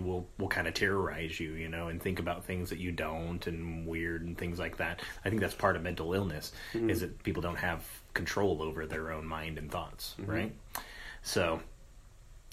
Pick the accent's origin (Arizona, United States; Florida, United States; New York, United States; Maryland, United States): Arizona, United States; Tucson; moved away; I grew up actually in Tucson